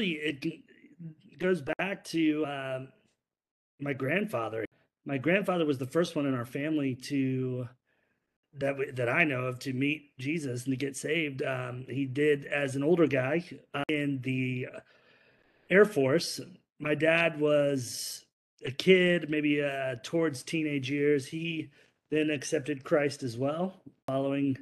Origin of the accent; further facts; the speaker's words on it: Indiana, United States; moved away as an adult; also born or lived in Seattle, Washington; now in Greenville, United States; I am from Indiana originally, and I lived there for a long time. So I, you know, grew up there, was there into early adulthood